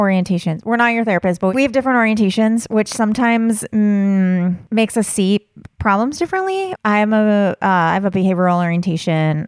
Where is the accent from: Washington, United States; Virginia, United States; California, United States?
California, United States; Southern; I grew up in Southern California and would go to Disneyland